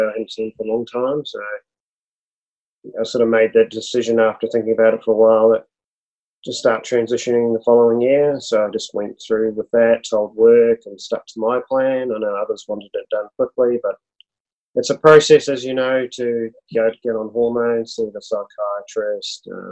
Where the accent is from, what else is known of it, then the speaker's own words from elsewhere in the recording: Auckland, New Zealand; moved away as an adult; now in Australia; I grew up in Auckland, across the ditch in New Zealand. So yep. I lived there, grew up there as a child, lived there till I was about 29. I moved over here at that point in time